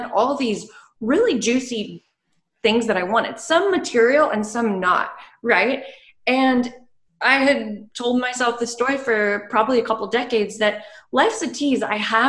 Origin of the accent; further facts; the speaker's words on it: the Bible Belt, United States; I was from the Bible Belt